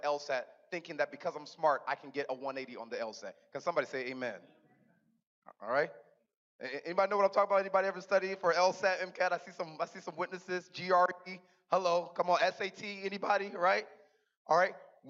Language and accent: English; Riverside, Los Angeles, Southern California, United States; moved away; I'm actually born and raised in Southern California